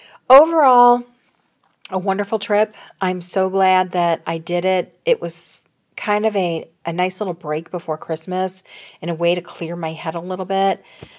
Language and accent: English; Chicago, Illinois, United States; I came from Chicago where they had Fannie Mae, and thought I would never love See's, But I love C's.